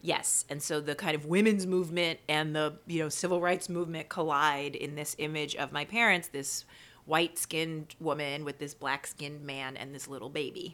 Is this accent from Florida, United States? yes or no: no; New York City, New York, United States; also born or lived in Baltimore; I grew up in Queens.